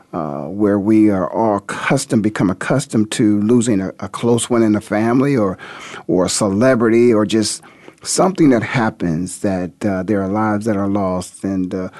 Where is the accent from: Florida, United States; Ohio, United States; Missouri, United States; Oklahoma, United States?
Ohio, United States; Canton; born and raised in the Hall of Fame city, Canton, Ohio